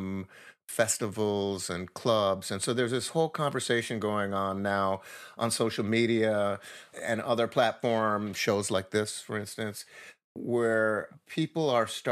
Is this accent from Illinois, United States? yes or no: yes; Chicago, Illinois, United States